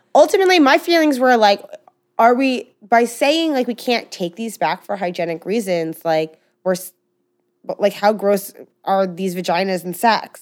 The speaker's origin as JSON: {"language": "English", "country": "United States", "said": "I do come from some privilege, as I mean, anybody growing up in America"}